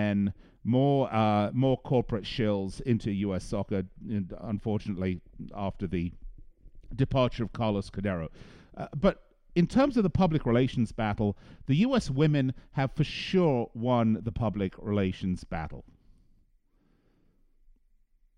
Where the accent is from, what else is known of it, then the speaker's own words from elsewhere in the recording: England, United Kingdom; accent: English; now in United States; I know I sound English to you, but I am an American. I've been here an awfully long time